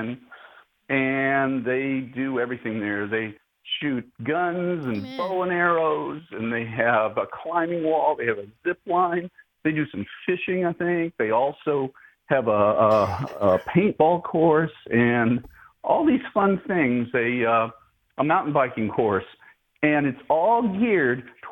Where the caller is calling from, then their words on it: Paris, Tennessee, United States; I'm calling from Paris, Tennessee